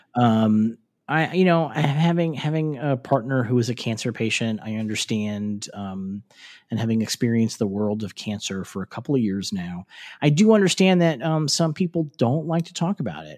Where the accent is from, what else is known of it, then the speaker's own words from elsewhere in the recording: New York City, New York, United States; moved away as an adult; now in Los Angeles, United States; grew up in New York City and lived in New York City